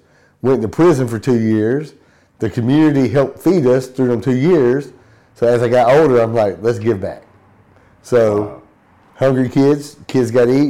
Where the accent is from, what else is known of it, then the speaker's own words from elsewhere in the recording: Riverdale, Georgia, United States; now in Henry County, United States; I grew up in Riverdale, Georgia in a trailer park.